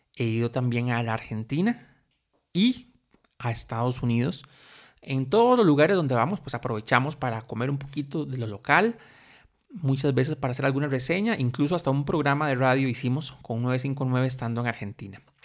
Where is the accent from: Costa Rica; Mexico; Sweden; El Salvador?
Costa Rica; soy un tico costarricense